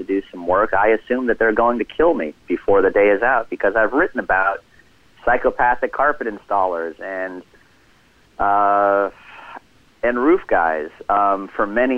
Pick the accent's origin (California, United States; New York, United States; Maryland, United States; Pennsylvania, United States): California, United States; Los Angeles; I grew up in Los Angeles in the 1980s